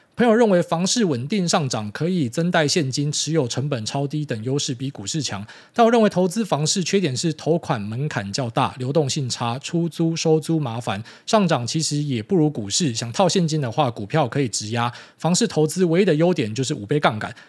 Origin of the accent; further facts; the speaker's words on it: Miaoli County, Taiwan; 很多在苗栗长大的小朋友都这样